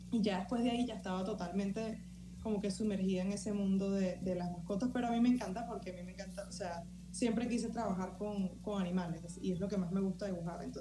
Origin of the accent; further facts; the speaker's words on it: Valencia, Valencian Community, Spain; now in New York, United States; Casi cuatro años en, Nueva York, sí. Me vine directo desde Valencia para Nueva York.